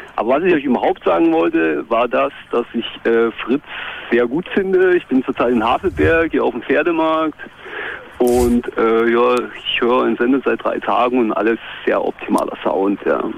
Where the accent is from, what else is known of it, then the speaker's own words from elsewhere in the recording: Gera, Thuringia, Germany; ich komme aus Gera